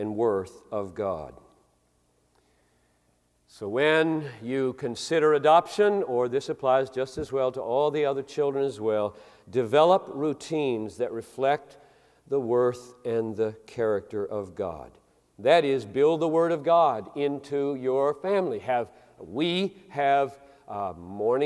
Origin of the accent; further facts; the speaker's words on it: Greenville, South Carolina, United States; moved away; I grew up in Greenville, South Carolina in the 50s and 60s